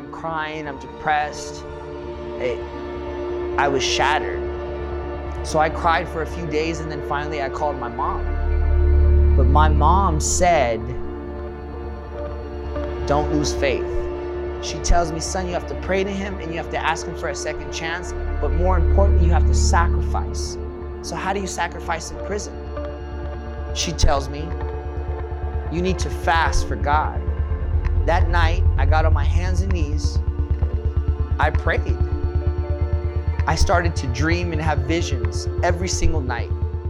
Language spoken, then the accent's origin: English; East Los Angeles, California, United States; I was born and raised in East LA. My father left when I was 4 years old.